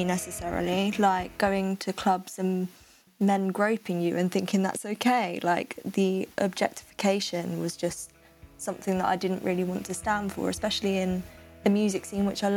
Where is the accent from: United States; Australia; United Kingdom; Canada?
United Kingdom; Essex, East of England; I'm from Essex